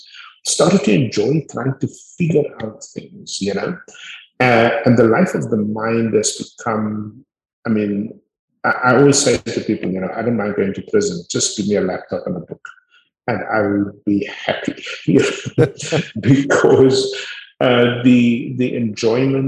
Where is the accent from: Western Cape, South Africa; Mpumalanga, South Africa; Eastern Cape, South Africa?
Western Cape, South Africa; Cape Town; also born or lived in Montagu, South Africa / United States; I was born in Montague, grew up on the Cape Flats.